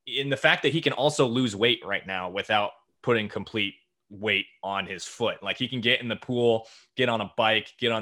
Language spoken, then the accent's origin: English; Ida Grove, Iowa, United States; my hometown in Little Ida Grove, Iowa